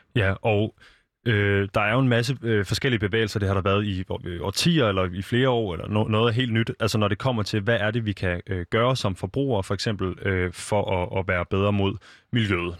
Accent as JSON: {"language": "Danish", "town": "Copenhagen", "region": "Capital Region of Denmark", "country": "Denmark", "tie": "born or raised there", "said": "Jeg er født og opvokset i København, og jeg har altid boet inde i en lejlighed"}